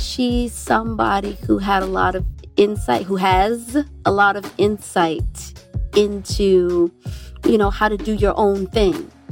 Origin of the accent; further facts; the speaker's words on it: New Jersey, United States; growing up in New Jersey, first of all, gave me seasons